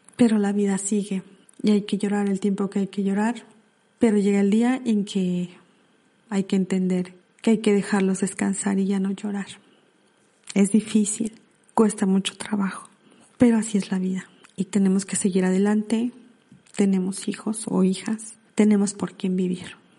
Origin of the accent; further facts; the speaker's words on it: Puebla, Mexico; de mi México, de Puebla, porque yo soy de Puebla